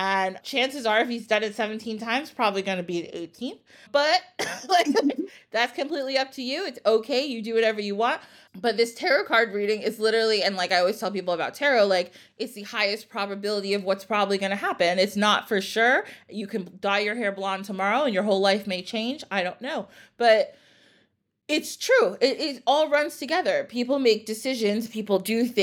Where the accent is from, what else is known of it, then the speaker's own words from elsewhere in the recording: United States; I grew up in the United States